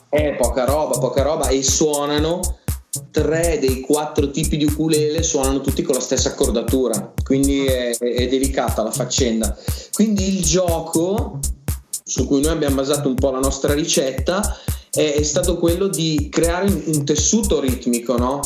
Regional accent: Valtellina, Lombardy, Italy; moved away; io vengo dalla Valtellina, prima di trasferirmi

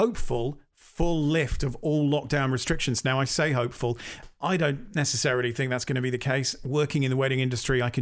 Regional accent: Northampton, East Midlands, United Kingdom; now in Southampton, United Kingdom; I'm from Northampton.

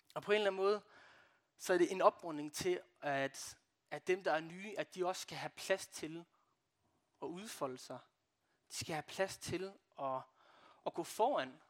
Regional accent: Brande, Central Denmark Region, Denmark; jeg kommer fra Brande

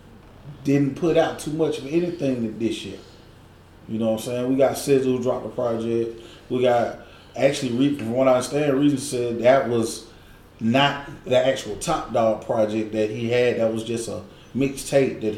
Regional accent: the South, United States; I'm a Southerner

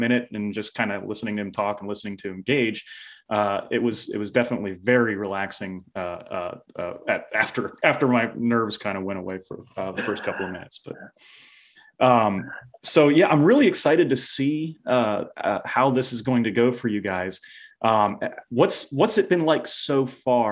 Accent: Ohio, United States; I love Ohio. I love my hometown, even for all its flaws. I mean, it was a great place for me to grow up. It's a great place to live now

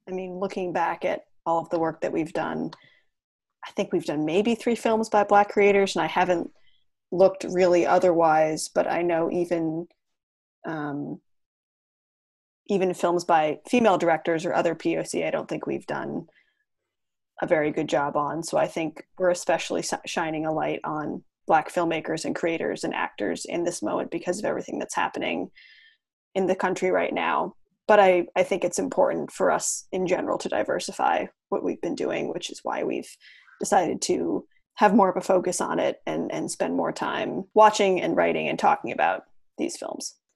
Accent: Portland, Maine, United States; I'm from Portland, Maine

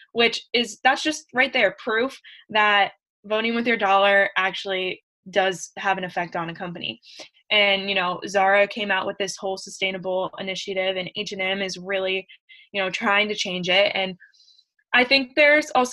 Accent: Columbus, Ohio, United States; moved away; I'm from Columbus, Ohio originally

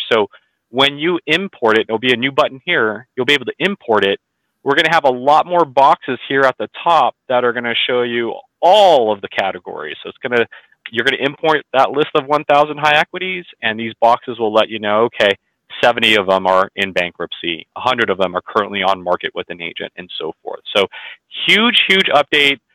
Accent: California, United States; I'm from California, we do auctions every business day

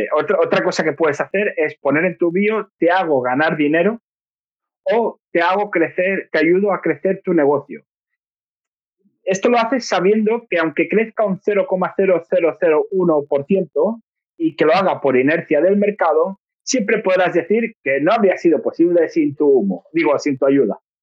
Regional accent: Catalonia, Spain; soy catalán

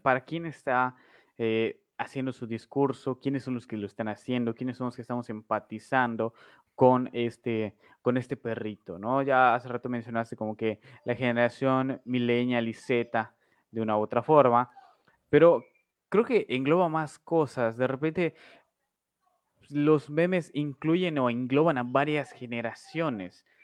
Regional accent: Mexico

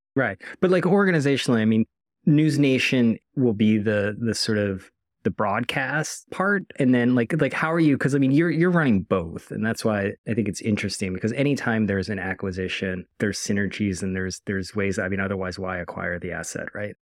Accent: outside of Philadelphia, Pennsylvania, United States; moved away; also born or lived in Washington; a kid growing up, like, outside of Philadelphia

